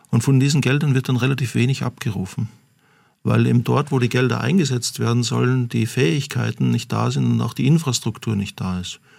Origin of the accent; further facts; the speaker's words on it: Austria; Ja, das, das ist für mich als Österreicher, jetzt darf ich mal die österreichische Karte sozusagen ziehen